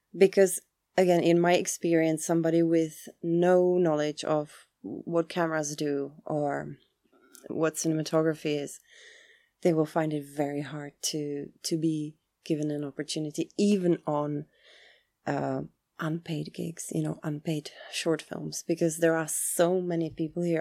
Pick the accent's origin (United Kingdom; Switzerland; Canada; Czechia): Czechia; moved away; also born or lived in Chicago, United States / Prague, Czechia; I come from the Czech Republic